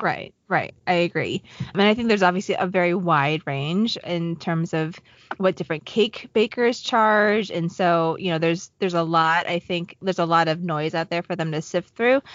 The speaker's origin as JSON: {"language": "English", "region": "Southwest Virginia", "country": "United States", "tie": "born or raised there", "moved": "yes", "said": "I grew up in Southwest Virginia"}